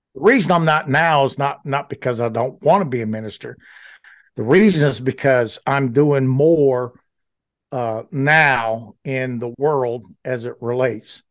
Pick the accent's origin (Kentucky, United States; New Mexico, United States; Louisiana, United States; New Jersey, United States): Louisiana, United States; moved away as an adult; also born or lived in Fayetteville, Arkansas; I grew up very poor in Louisiana